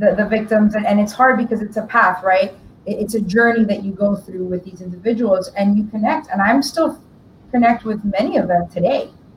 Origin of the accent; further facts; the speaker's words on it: Miami, Florida, United States; also born or lived in Tampa, Florida / DeLand, Florida; born here in Miami from Cuban parents and born and raised